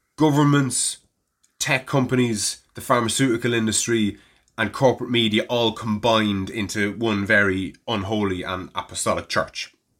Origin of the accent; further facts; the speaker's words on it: Navan, Leinster, Ireland; it was my hometown